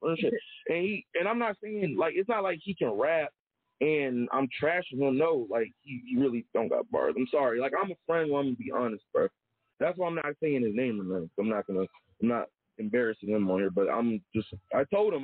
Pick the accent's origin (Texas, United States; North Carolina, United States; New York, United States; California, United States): North Carolina, United States; Charlotte; I grew up in Charlotte